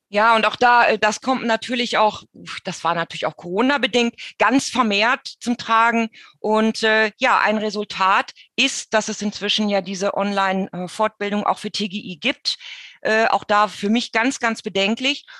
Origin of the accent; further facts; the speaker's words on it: Germany; bei uns in Deutschland